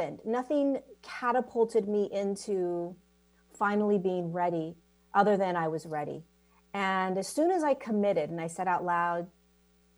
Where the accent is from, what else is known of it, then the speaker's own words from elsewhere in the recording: California, United States; I was born in California.